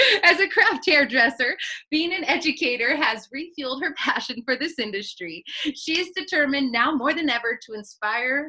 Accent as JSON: {"language": "English", "region": "Northern California", "country": "United States", "also_born_or_lived": "Santa Monica / Dallas", "moved": "yes", "lives_now": "Reno, United States", "said": "I'm from the West Coast. I'm from Northern California"}